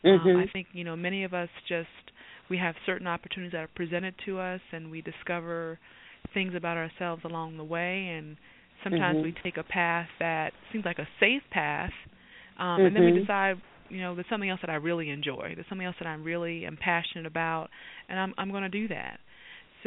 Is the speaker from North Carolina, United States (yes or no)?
yes; Greensboro, North Carolina, United States; moved away; also born or lived in Maryland; I grew up in North Carolina. My mother and my father raised me in Greensboro, North Carolina.